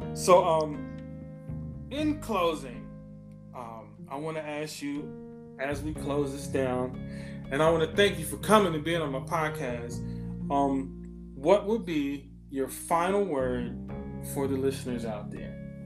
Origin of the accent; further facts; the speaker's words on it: Ohio, United States; I wasn't born in Ohio, but I grew up in Ohio.